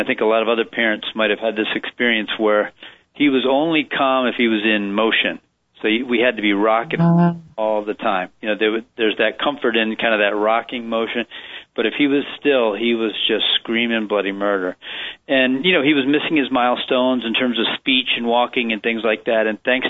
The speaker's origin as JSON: {"language": "English", "region": "Maryland", "country": "United States", "tie": "born or raised there", "also_born_or_lived": "Washington, D.C. / Richmond, Virginia", "moved": "as an adult", "lives_now": "Portland, Maine, United States", "said": "We're D.C. natives, and we grew up in Maryland and went to school down in Richmond, Virginia. But then in 1998, I transferred up to the Portland, Maine field office of the U.S. Probation Office."}